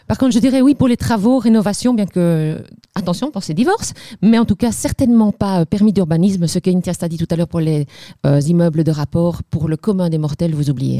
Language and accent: French; Liège, Wallonia, Belgium; accent: Liège; Je suis liégeoise d'origine, ça mhm. s'entend, je ne peux pas le cacher.